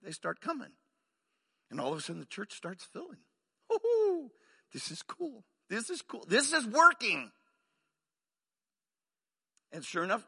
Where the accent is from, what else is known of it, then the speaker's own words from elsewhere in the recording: Arizona, United States; moved away as an adult; also born or lived in Waco, Texas / Mexico; now in Oklahoma, United States; I grew up in Arizona